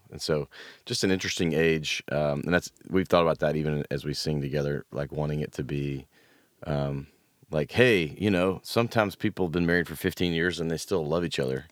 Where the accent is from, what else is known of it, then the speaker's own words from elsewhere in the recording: Memphis, Tennessee, United States; also born or lived in Knoxville; now in Nashville, United States; I grew up in Memphis, went to school in Knoxville, ended up here